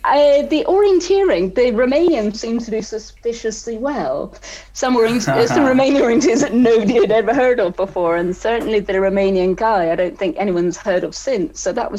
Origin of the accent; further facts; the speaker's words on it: Wales, United Kingdom; born there; also born or lived in Scotland; And I was born in South Wales. We orienteered there before moving up to Scotland.